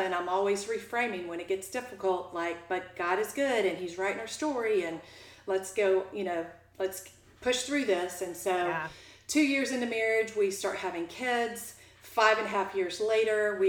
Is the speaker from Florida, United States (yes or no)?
yes; Jacksonville, Florida, United States; I grew up in Jacksonville